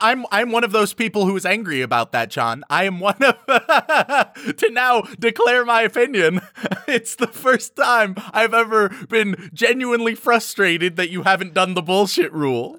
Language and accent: English; United States; I am an American